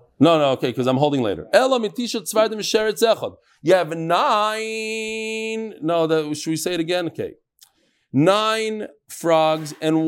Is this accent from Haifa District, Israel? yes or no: no; Bnei Brak, Central District, Israel; I grew up in Bnei Brak.